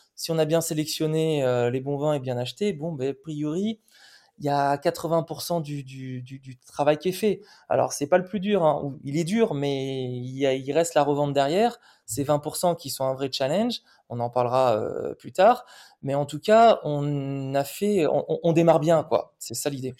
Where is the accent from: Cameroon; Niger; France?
France; Bordeaux, Nouvelle-Aquitaine; also born or lived in Arcachon; je suis bordelais, je suis issu d'une, famille viticole depuis 1832